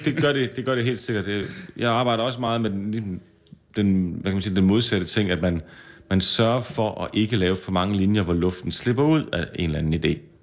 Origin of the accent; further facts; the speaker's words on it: Skanderborg, Central Denmark Region, Denmark; moved away as an adult; also born or lived in Aarhus / Copenhagen; Blev bare hjemme i Skanderborg